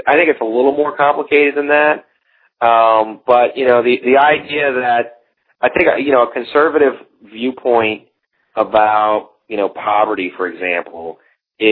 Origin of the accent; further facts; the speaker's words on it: the South, United States; moved away; I'm from the South originally